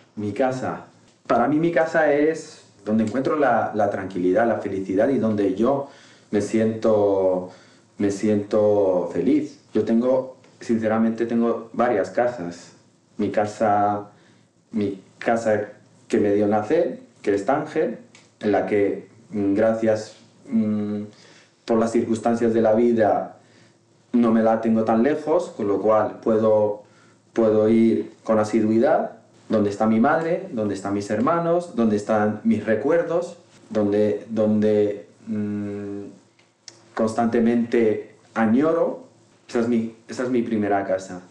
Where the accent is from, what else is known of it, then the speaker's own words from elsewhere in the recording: Tangier, Tanger-Tetouan-Al Hoceima, Morocco; first language Moroccan Arabic; Spanish is a second language; moved away as an adult; now in Madrid, Spain; nací en Tánger hace 37 años ya y, soy marroquí